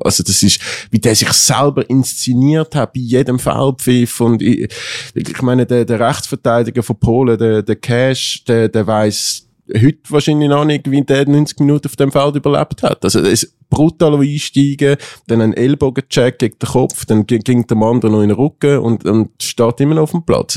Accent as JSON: {"language": "German", "country": "Switzerland", "said": "wir Schweizer"}